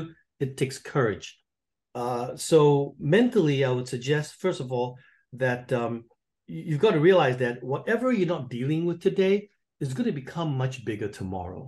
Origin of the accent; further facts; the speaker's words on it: Singapore; accent: pseudo British; moved away as an adult; now in North Carolina, United States; I'm from Singapore